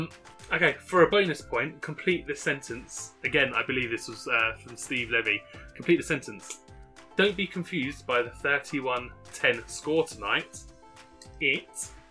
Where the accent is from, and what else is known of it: England, United Kingdom